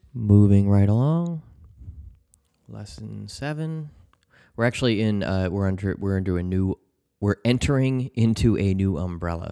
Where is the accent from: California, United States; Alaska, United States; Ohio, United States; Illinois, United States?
Illinois, United States; Chicago; my hometown in Chicago